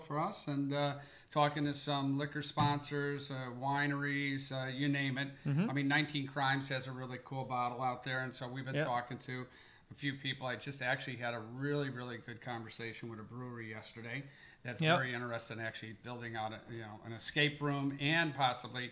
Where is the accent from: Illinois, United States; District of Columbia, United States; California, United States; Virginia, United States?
Illinois, United States; Chicago; moved away; it's where I'm from, my hometown